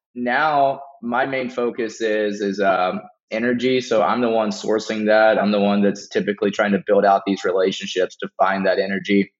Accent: Beaumont, Texas, United States; born and raised in Beaumont, Texas area

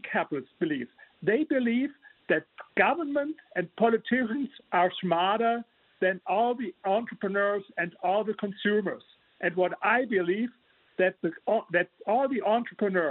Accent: Germany; English is a second language; You hear my accent, I'm from Germany

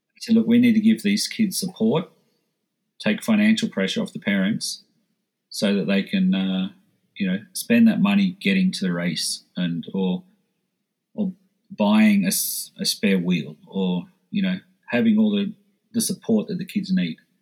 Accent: Australia; moved away as an adult; now in Switzerland; as an Aussie

